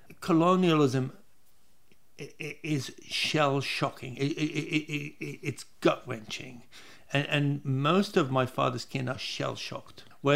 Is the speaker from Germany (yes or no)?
no; Baghdad, Baghdad Governorate, Iraq; now in Tasmania, Australia; I was born in Baghdad to a father that's Palestinian from Haifa and a mother that's Iraqi, born in Baghdad.